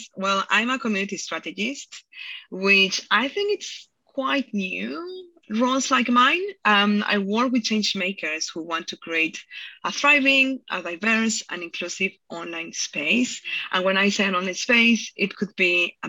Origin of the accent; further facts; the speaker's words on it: Mexico; now in United Kingdom; I'm from Mexico, hence the accent